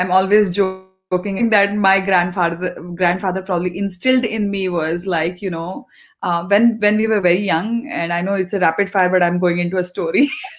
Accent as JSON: {"language": "English", "region": "East", "country": "India", "tie": "born or raised there", "first_language": "te", "second_language": "English", "said": "My native language actually is Telugu. But since, as I said, I grew up in East and Hindi was, and I studied in Hindi medium as well."}